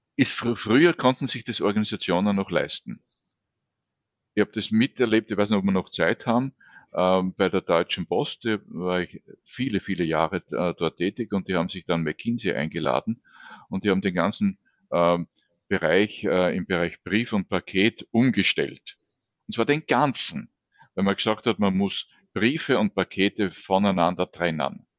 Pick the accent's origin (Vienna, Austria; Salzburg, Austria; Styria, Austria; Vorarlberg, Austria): Vienna, Austria; geht es mir mhm. natürlich als Wiener leichter